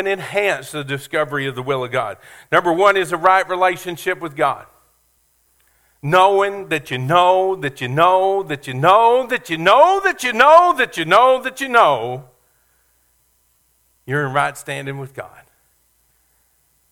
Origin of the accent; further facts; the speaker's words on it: Kentucky, United States; moved away; also born or lived in Beaumont; I grew up in Kentucky, and we have some race tracks, horse tracks up there